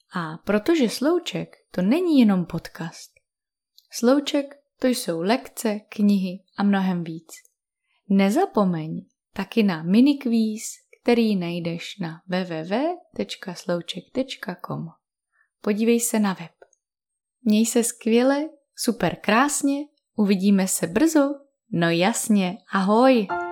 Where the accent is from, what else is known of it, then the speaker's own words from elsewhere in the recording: Czechia; My Češi